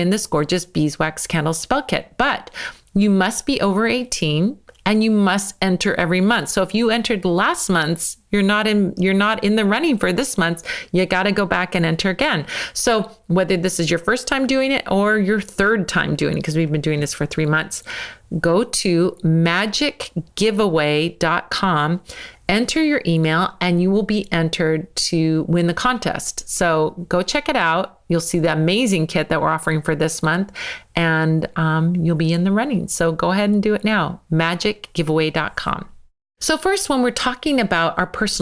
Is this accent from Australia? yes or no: no; United States; I'm American